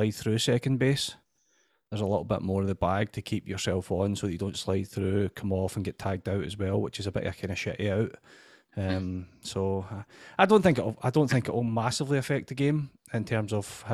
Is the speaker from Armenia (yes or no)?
no; United Kingdom; being British